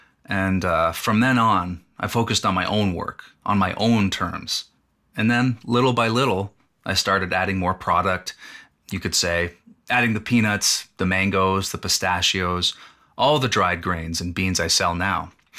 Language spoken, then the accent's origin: English; Puebla, Mexico; now in United States; I'm from Mexico, originally from the state of Puebla, near Mexico City. It borders Puebla, where I'm from. But I'm not from the city of Puebla. I'm from the countryside, very, very far away from the city itself.